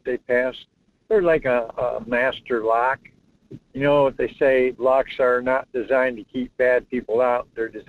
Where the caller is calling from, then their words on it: North Pole, Alaska, United States; Hey, Michael, this is … calling from North Pole.